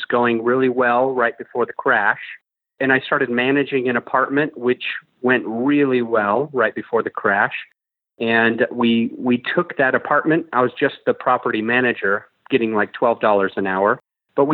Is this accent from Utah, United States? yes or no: yes; Utah, United States; also born or lived in Salt Lake City, Utah / Provo, Utah / St. George, Utah / Kaysville, Utah; I grew up in Utah, just mainstream Utah-isms.